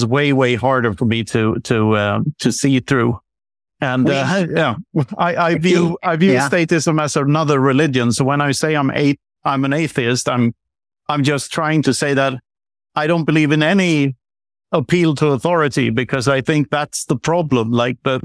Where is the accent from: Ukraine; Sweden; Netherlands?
Sweden; I grew up on the Swedish countryside